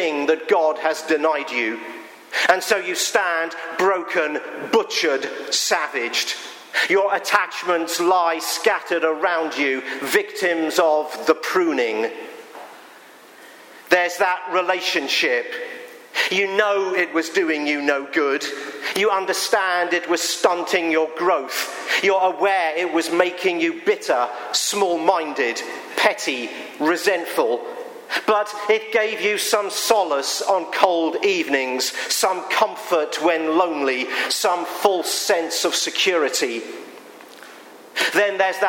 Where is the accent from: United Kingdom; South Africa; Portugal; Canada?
United Kingdom; England; now in Pennsylvania, United States; I am an Englishman